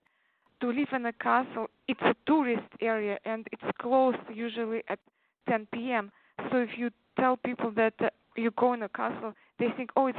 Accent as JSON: {"language": "English", "country": "Uzbekistan", "tie": "born or raised there", "also_born_or_lived": "Czech Republic", "first_language": "Tatar", "second_language": "English", "moved": "as an adult", "lives_now": "United States", "said": "I grew up in former Soviet Union countries in Central Asia called Uzbekistan"}